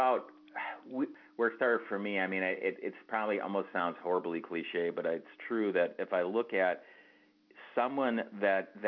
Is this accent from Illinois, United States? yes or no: no; outside of Detroit, Michigan, United States; I grew up outside of Detroit in a suburban area here